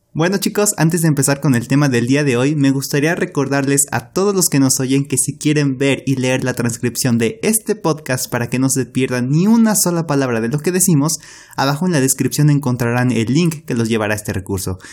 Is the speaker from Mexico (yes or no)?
yes; Mexico; nosotros como mexicanos